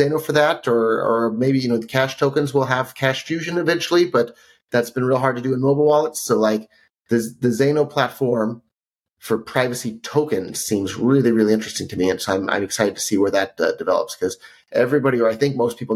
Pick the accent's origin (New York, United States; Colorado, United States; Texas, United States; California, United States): California, United States; Silicon Valley; I grew up in Silicon Valley